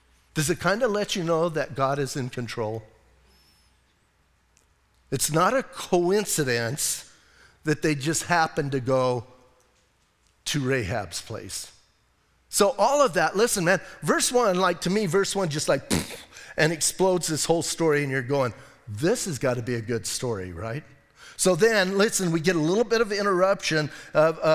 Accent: Bisbee, Arizona, United States; I'm from Bisbee

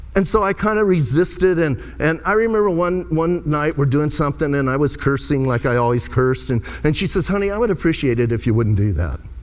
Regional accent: Bisbee, Arizona, United States; I was born and raised in Bisbee

